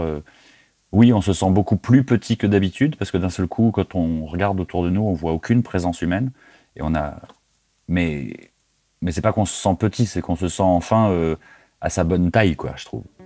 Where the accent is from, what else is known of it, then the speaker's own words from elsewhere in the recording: France; also born or lived in near Orléans; je viens de, de France. Euh, j'habite à, quelques dizaines de kilomètres d'une ville qui s'appelle Orléans